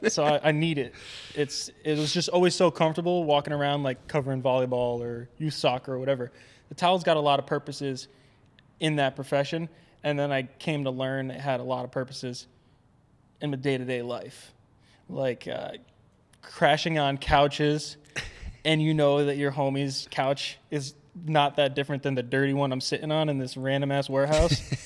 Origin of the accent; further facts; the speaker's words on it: Albany, New York, United States; moved away; also born or lived in Vermont; I grew up outside of Albany, New York